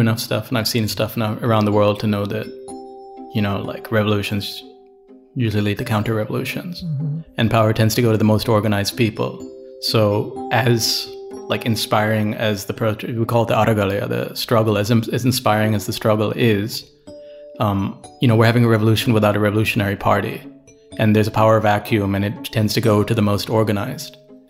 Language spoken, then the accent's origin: English; Canada; born there; but I was born in Canada, right? So I can get out.